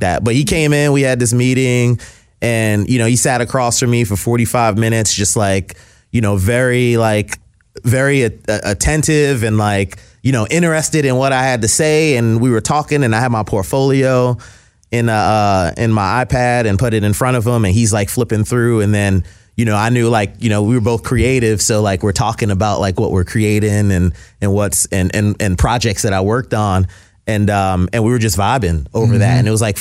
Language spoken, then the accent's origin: English; West Palm Beach, Florida, United States; also born or lived in New York; we moved from New York to Florida